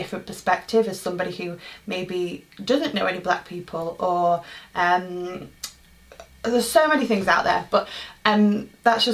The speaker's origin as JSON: {"language": "English", "town": "Manchester", "region": "North West England", "country": "United Kingdom", "tie": "born or raised there", "said": "born and raised in Manchester, England"}